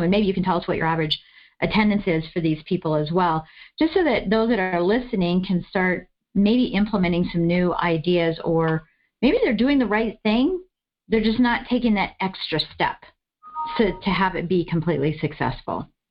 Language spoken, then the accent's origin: English; East Coast, United States; I'm from the East Coast